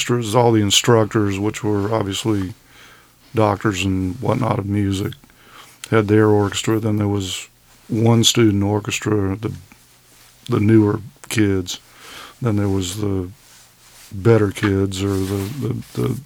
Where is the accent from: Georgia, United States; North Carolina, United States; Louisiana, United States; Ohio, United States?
Georgia, United States; Sandy Springs; born or raised there; moved away as an adult; also born or lived in Boston; now in Forsyth County, United States